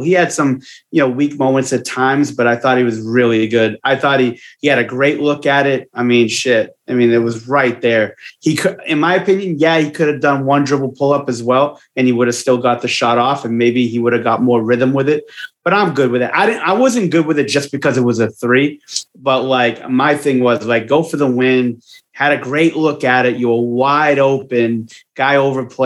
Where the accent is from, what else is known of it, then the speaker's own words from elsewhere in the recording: Boston, Massachusetts, United States; accent: Boston; my Boston accent